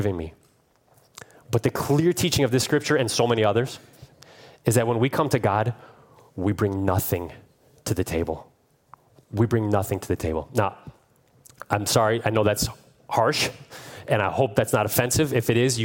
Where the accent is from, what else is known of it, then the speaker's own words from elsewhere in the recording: Cleveland, Ohio, United States; I'm from Cleveland